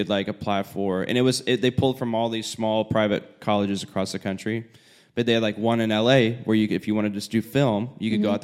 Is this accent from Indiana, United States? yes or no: yes; Indiana, United States; I was also from Indiana, which is very rural area